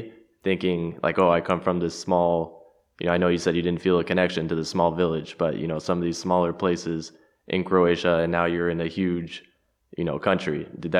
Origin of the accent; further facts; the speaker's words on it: Los Angeles, California, United States; You know, I was from, born and raised in Los Angeles, a huge city.